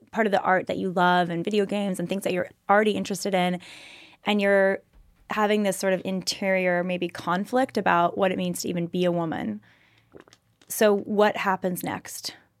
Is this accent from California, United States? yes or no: yes; California, United States; we're both from California and similar area